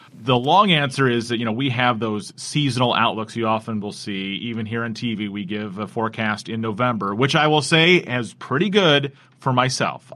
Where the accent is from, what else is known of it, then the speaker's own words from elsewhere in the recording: South Bend, Indiana, United States; I grew up here in South Bend, so I've only known Lake Effect Snow